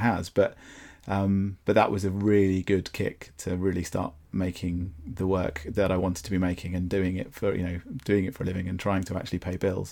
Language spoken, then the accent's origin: English; Brighton, South East England, United Kingdom; also born or lived in London; I was born in Brighton and I grew up here